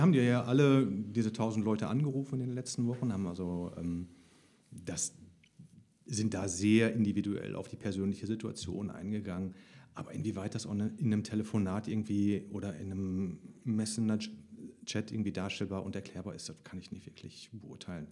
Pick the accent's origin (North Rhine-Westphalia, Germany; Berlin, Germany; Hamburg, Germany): North Rhine-Westphalia, Germany; Heinsberg district; ich komme aus dem Kreis Heinsberg